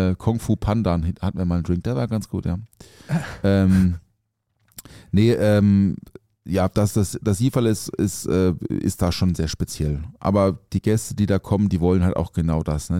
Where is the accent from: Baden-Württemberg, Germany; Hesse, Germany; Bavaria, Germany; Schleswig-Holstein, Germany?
Baden-Württemberg, Germany; Offenburg; ich komme aus Offenburg, also aufgewachsen Offenburg im Schwarzwald